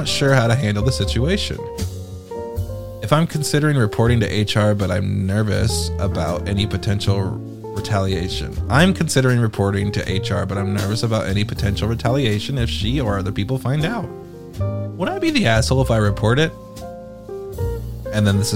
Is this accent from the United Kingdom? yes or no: yes; United Kingdom; I'm British